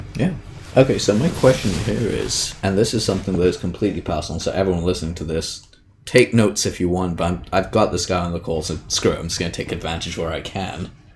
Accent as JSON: {"language": "English", "country": "United Kingdom", "said": "I'm British"}